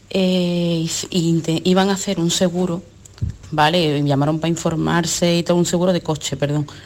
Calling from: Seville, Andalusia, Spain; de Sevilla.

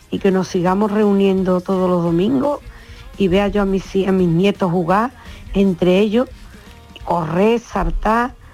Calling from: Cádiz, Andalusia, Spain; Buenas tardes, yo soy … de Cádiz.

